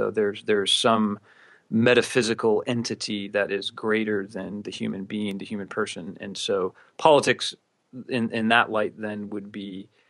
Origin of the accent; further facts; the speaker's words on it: Cleveland, Ohio, United States; moved away as an adult; now in Houston area, Texas, United States; I was from Cleveland, that he was sad about that. As again, most people are when I tell them I'm from Cleveland, they usually apologize at some point.